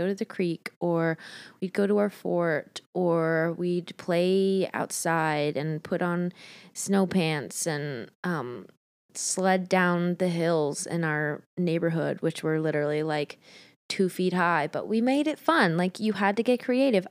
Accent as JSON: {"language": "English", "region": "Montana", "country": "United States", "tie": "born or raised there", "moved": "yes", "lives_now": "Los Angeles, United States", "said": "I was born in Montana. Great place. Great place to grow up."}